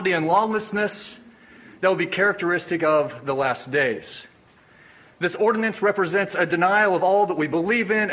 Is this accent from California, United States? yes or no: no; Springfield, Missouri, United States; I was born and raised in Springfield, Missouri